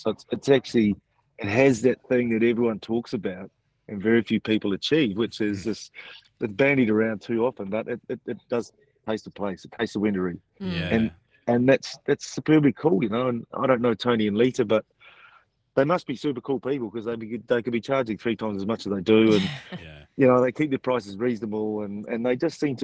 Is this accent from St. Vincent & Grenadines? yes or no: no; Auckland, New Zealand; moved away as an adult; also born or lived in Roseworthy, South Australia; now in Australia; I grew up in Auckland